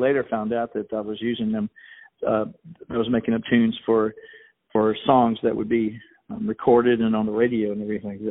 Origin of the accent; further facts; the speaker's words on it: Richmond, Virginia, United States; I was born in Richmond, Virginia